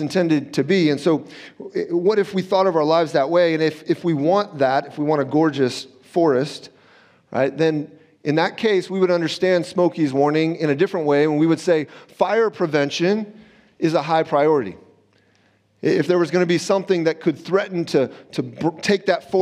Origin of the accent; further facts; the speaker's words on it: Southern California, United States; I grew up in Southern California